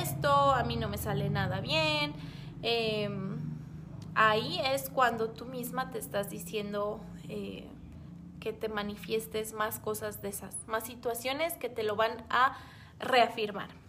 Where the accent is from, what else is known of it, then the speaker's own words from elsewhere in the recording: Mexico; aquí en, México